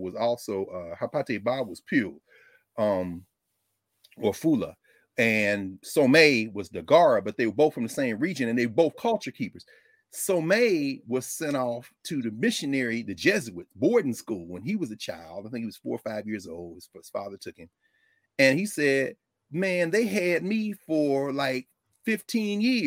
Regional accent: Nashville, Tennessee, United States; where I was born in Nashville

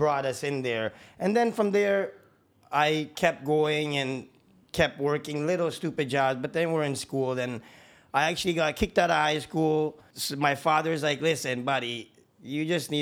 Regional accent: Toronto, Ontario, Canada; Big up Rexdale, Toronto. Shout out. Growing up on Kipling

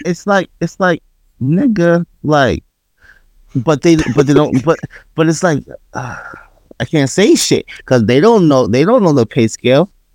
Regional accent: New York, United States; I'm from New York.

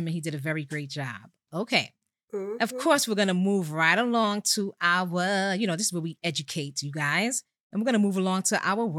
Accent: New York City, New York, United States; I hail from Co-op City, Section 5. Don't ever zone my shit. I represent everything Bronx, as we all know.

